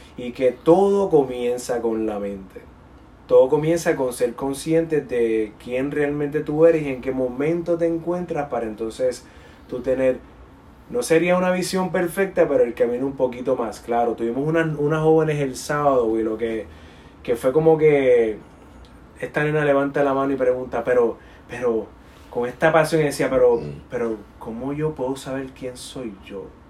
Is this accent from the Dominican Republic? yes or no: yes; Dominican Republic; also born or lived in Puerto Rico; now in United States; mi experiencia como inmigrante dominicano, viviendo en Puerto Rico, luego en Estados Unidos